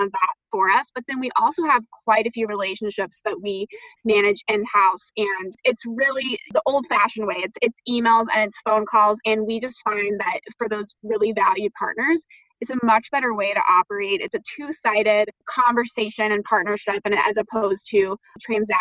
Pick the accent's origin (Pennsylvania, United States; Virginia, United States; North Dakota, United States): Virginia, United States; Southern; moved away as an adult; now in Chicago, United States; I am from Southern Virginia and grew up there, and I've been in Chicago now for about 10 years